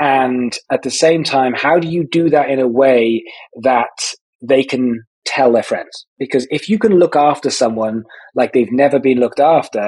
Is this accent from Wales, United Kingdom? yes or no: yes; Wales, United Kingdom; I'm from Wales, which is a country within the United Kingdom